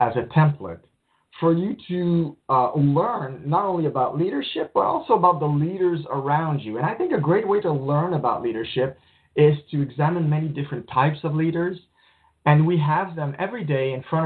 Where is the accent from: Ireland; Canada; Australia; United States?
Canada; Montreal, Quebec; I grew up poor in Montreal